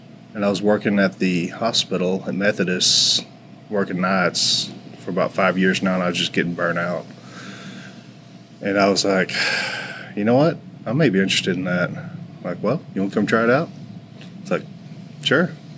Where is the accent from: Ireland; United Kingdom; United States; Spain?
United States; Forney, Texas; moved away as an adult; now in Richardson, United States; I grew up in Forney